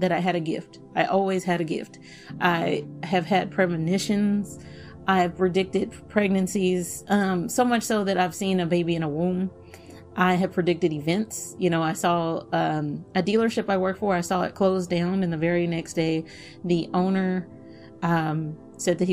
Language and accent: English; Dallas, Texas, United States; Oak Cliff is the hood of Dallas. It is one of many hoods of Dallas, but it is the hood that I grew up